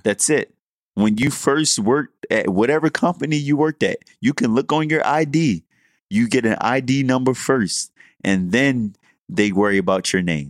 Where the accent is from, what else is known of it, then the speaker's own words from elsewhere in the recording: Baltimore, Maryland, United States; also born or lived in College Park, Maryland; we do this podcast here in D C, I'm from Baltimore